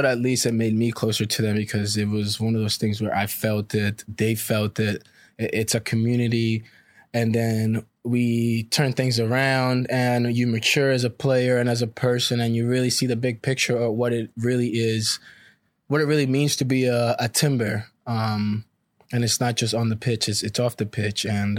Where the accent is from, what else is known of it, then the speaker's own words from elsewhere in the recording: Costa Rica; growing up in Costa Rica, that's the big price right there.